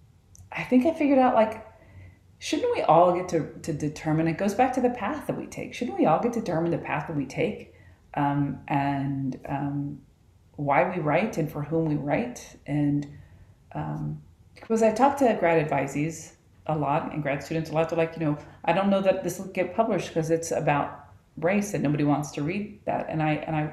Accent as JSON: {"language": "English", "region": "Texas", "country": "United States", "tie": "born or raised there", "also_born_or_lived": "Utah / Colorado", "moved": "as an adult", "said": "I grew up in Texas, but now I'm surrounded by mountains."}